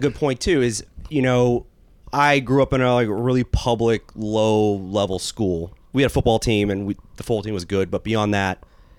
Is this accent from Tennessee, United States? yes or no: no; San Diego, California, United States; San Diego.